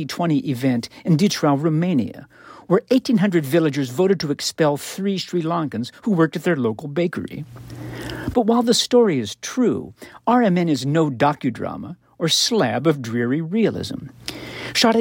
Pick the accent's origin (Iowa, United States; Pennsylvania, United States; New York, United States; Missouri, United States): Iowa, United States; my home state of Iowa.